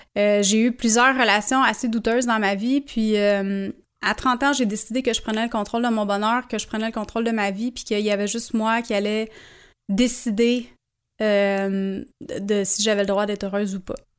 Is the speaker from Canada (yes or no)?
yes; Sainte-Thérèse, Quebec, Canada; also born or lived in Montreal (Saint-Henri) / Verdun, Montreal; quand mes parents se sont séparés, j'avais 8 ans. Je suis déménagée avec ma mère sur la rue nord de Montréal, dans le coin de Sainte-Thérèse